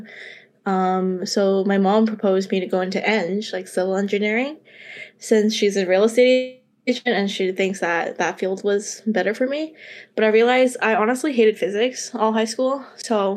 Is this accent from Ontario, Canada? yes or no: yes; Markham, Ontario, Canada; I'm originally from Unionville, Markham, and I went to Unionville High School